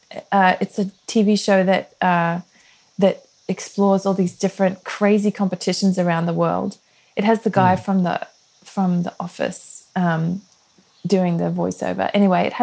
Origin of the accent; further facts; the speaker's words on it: Australia; moved away as an adult; we're from Australia